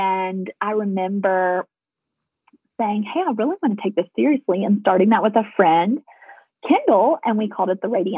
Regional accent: Nashville, Tennessee, United States; moved away as an adult; also born or lived in Colorado; I am a Nashville girl, as you can tell from my accent.

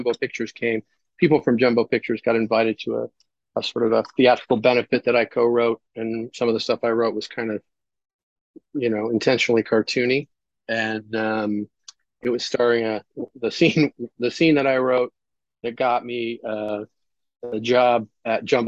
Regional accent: Munster, Indiana, United States; I grew up, in a town called Munster, Indiana

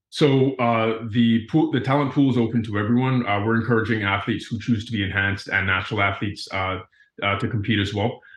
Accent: Cayman Islands; moved away as an adult; also born or lived in Florida, United States; I grew up in the Cayman Islands, uh, before attending school at the University of Florida

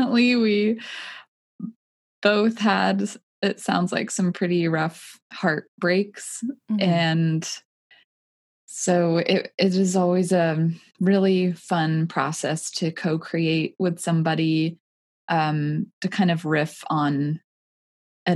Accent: Washington, United States; moved away as an adult; also born or lived in Southern California; now in Joshua Tree, United States; from Washington State and then started living in Southern California. And now I'm in Joshua Tree, California

